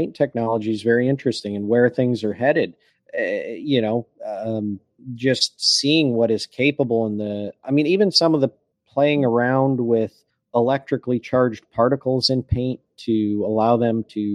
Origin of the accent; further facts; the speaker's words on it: Michigan, United States; I grew up in Michigan